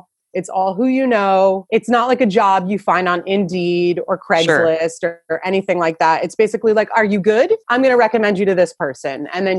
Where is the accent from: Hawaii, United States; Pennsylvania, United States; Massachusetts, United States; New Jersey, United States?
New Jersey, United States; accent: New Jersey; moved away as an adult; also born or lived in New York / California; I'm born and raised in New Jersey.